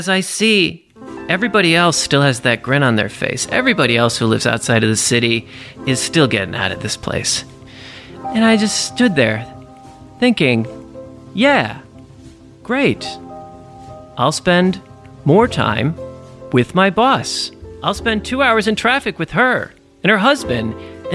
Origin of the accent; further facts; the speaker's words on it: New York, United States; I'm a New Yorker